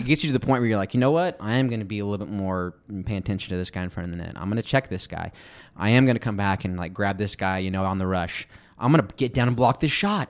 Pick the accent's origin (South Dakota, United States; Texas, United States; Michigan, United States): Texas, United States; Midland; I'm from Midland, Odessa, that way